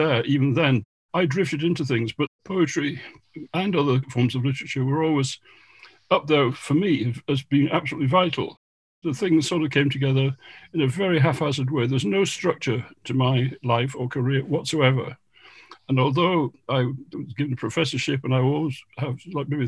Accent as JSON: {"language": "English", "town": "Goole", "region": "Yorkshire and the Humber", "country": "United Kingdom", "tie": "born or raised there", "moved": "yes", "said": "I came from Goole, where there was no live music of any professional level at all"}